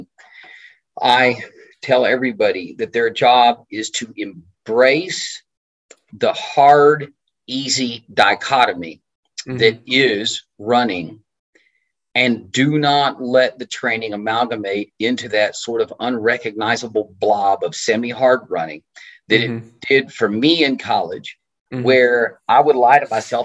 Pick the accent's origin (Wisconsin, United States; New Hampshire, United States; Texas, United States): Texas, United States; Tyler; I'm from Tyler, Texas